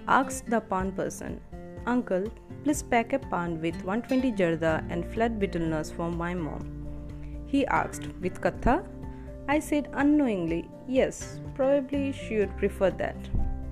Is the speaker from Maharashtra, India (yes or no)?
no; Assam, India; moved away; It's been more than 2 months in my hometown Assam